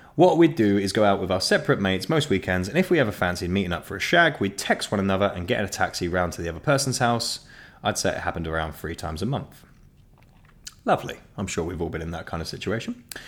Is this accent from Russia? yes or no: no; Ashford, South East England, United Kingdom; where I was born in Ashford in Kent